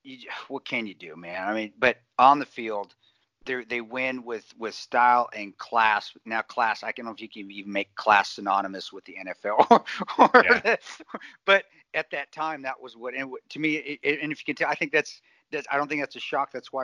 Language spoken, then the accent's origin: English; Colorado, United States; now in Omaha, United States; I grew up in Colorado, so my whole family were Broncos fans